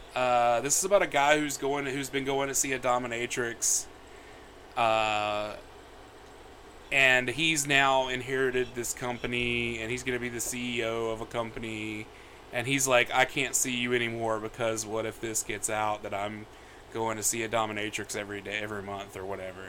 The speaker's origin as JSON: {"language": "English", "region": "the South", "country": "United States", "tie": "born or raised there", "said": "I was raised a boy in the South"}